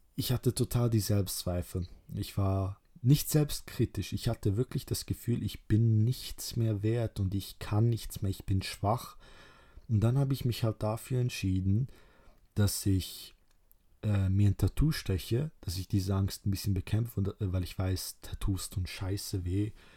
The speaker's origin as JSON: {"language": "German", "town": "Kruševac", "region": "Rasina District", "country": "Serbia", "moved": "yes", "said": "ich komme, ursprünglich aus Ser Serbien ähm, und aus 1371. Da wurde die Stadt gebaut, also ich komme äh, aus Kruschewac, heißt die Stadt"}